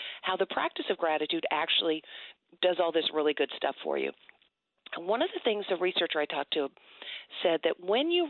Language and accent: English; Georgia, United States; moved away; I love my home state.